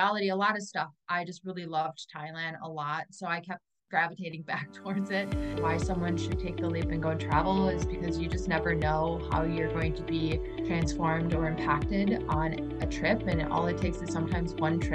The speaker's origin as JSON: {"language": "English", "town": "Milwaukee", "region": "Wisconsin", "country": "United States", "tie": "born or raised there", "said": "I'm back in my hometown of Milwaukee, Wisconsin"}